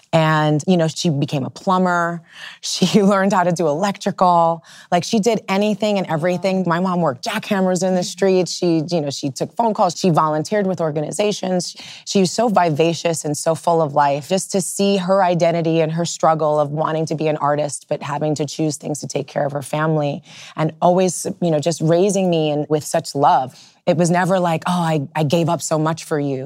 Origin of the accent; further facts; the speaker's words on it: New York City, New York, United States; growing up in the Lower East Side at that particular moment